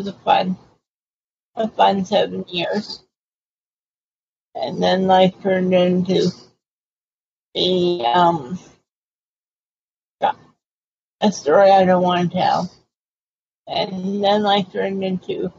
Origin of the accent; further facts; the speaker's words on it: Boston, Massachusetts, United States; moved away as an adult; also born or lived in Pennsylvania; now in California, United States; I'm originally from Boston and Cape Cod